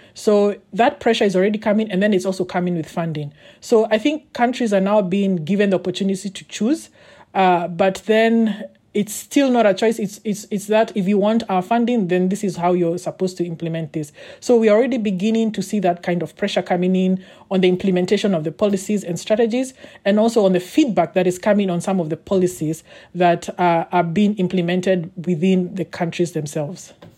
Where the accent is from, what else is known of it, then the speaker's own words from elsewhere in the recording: Kenya; I come from Kenya